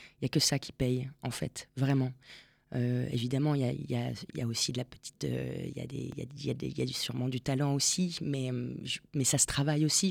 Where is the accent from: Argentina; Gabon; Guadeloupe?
Argentina; moved away; je suis née en Argentine